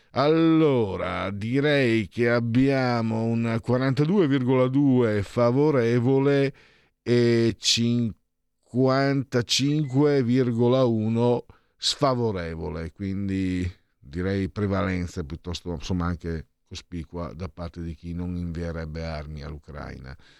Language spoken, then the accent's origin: Italian; Friuli-Venezia Giulia, Italy; io poi vengo dal Friuli